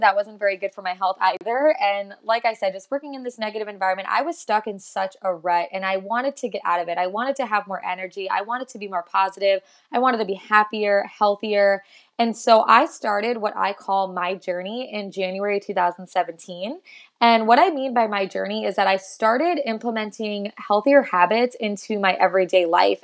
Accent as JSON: {"language": "English", "region": "South Florida", "country": "United States", "moved": "as an adult", "lives_now": "Texas, United States", "said": "I am originally from South Florida, but I moved to Texas a little over three years ago"}